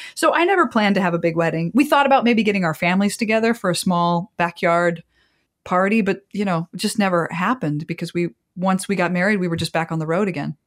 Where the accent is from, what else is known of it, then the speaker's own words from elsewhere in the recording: Copley, Ohio, United States; moved away as an adult; also born or lived in Wisconsin / Chicago; I grew up in Ohio. In fact, my entire family is still in my hometown